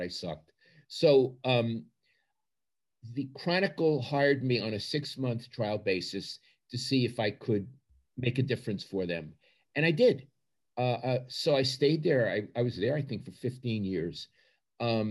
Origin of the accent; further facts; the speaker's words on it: New York City, New York, United States; moved away as an adult; also born or lived in Pennsylvania; now in California, United States; growing up in Brooklyn